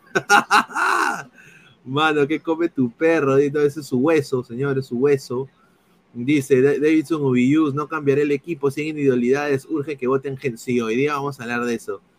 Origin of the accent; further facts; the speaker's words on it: Peru; moved away as an adult; now in United States; soy periodista aquí en los Estados Unidos de la MLS, ya por más de tres años, soy peruano